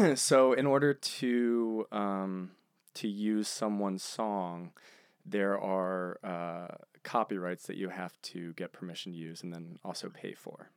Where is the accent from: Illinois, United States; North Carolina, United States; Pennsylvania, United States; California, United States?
Pennsylvania, United States; Philadelphia; I'm from Philadelphia.